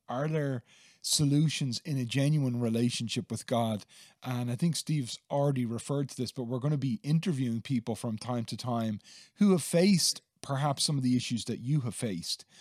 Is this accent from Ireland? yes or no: yes; Dublin, Leinster, Ireland; now in Gorey, Ireland; I grew up in Dublin, and I, I live now in Gorey County, Wexford